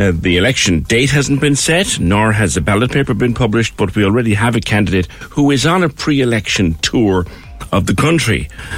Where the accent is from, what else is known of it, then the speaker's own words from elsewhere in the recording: Cork, Munster, Ireland; also born or lived in Blarney / Buttevant; now in Douglas, Ireland; I'm originally from Tokar, born in Tokar.